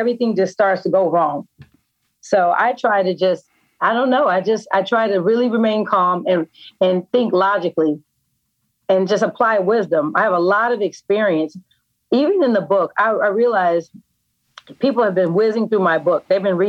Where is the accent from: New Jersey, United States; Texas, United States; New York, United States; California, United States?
California, United States; Oakland; I'm from Oakland, and I'm savvy enough to tell when it's going in the wrong direction.